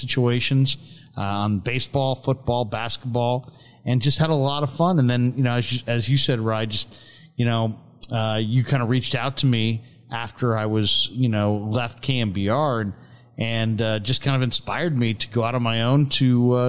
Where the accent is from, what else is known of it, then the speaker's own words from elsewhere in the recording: San Francisco, California, United States; I grew up in San Francisco